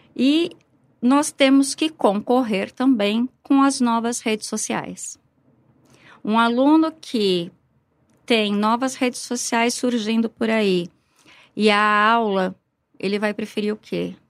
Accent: São Paulo, Brazil; moved away as an adult; now in Ribeirão Preto, Brazil; eu sou paulistana, comecei a lecionar em São Paulo

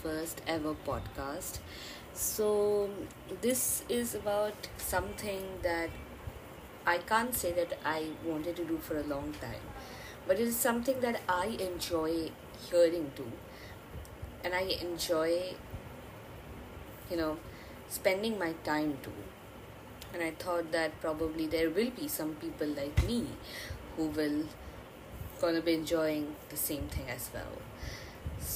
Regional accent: Bengal, India; accent: Indian; English is a second language; I'm an Indian and I actually know three languages: Hindi, Bengali and English, because I'm also a Bengali.

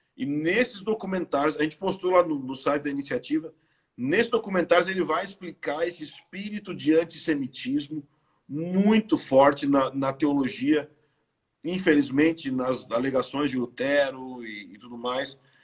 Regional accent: Brazil; eu sou brasileiro

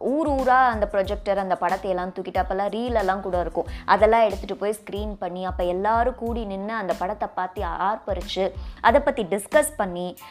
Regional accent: Pollachi, Tamil Nadu, India; நான் வந்து பொள்ளாச்சியில் வளர்ந்தேன்

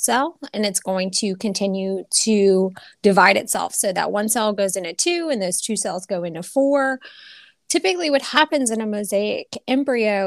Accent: Louisiana, United States; moved away as an adult; I'm from Louisiana, so I always wanted to come back home

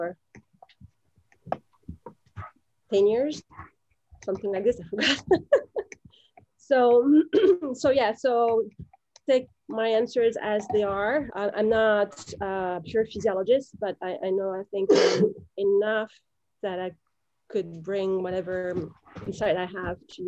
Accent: France; now in Massachusetts, United States; We are originally both from France, but we now live in the United States, in Massachusetts, Western Mass.

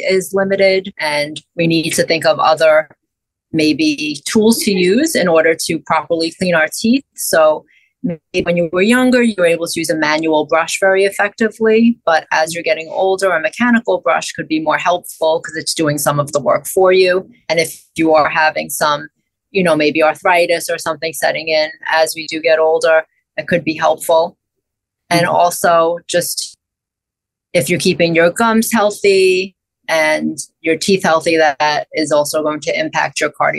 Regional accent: New York City, New York, United States; also born or lived in Buffalo, New York; I grew up in Brooklyn, New York

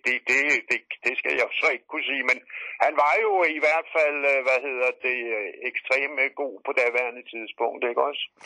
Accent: Denmark; jeg er fra Danmark

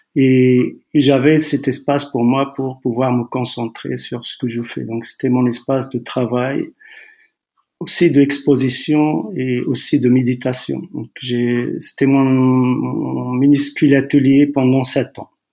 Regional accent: Tetouan, Tanger-Tetouan-Al Hoceima, Morocco; also born or lived in Bni Hassan; Je suis né à quelques kilomètres de Tétouan entre, entre ici, Tétouan et, et Chefchaouen. Un petit village s'appelle euh, Bni Hassan. Donc, euh, mon père travaillait là-bas. Je suis né là-bas. J'ai passé, j'avais, je crois, deux, trois ans quand on, on est revenu à, s'installer à, à Téton.

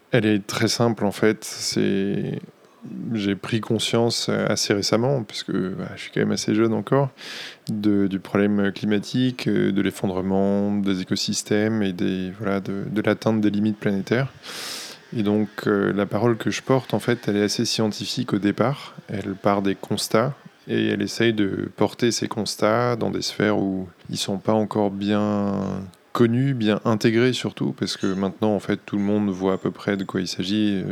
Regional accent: Boulogne-sur-Mer, Hauts-de-France, France; now in Paris, France; je viens de Boulogne-sur-Mer, dans le, Nord. Quand je suis arrivé à Paris, j'ai découvert qu'il y avait plusieurs Boulognes en France

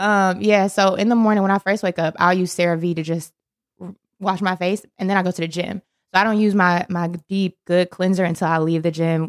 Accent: Milwaukee, Wisconsin, United States; moved away as an adult; also born or lived in Indiana / Chicago, Illinois; now in Charlotte, United States; I was born and raised in Milwaukee, Wisconsin

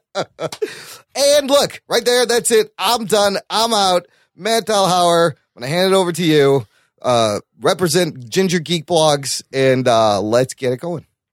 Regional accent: Pakistan; as a Pakistani

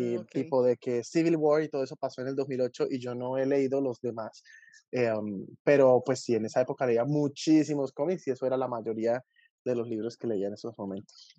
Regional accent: Colombia; yo soy de Colombia

